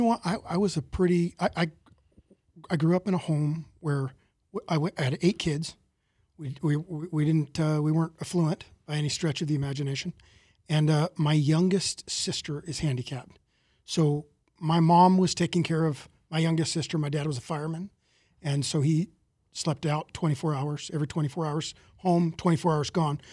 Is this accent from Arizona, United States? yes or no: yes; Mesa, Arizona, United States; I, I grew up, uh, in Mesa, Arizona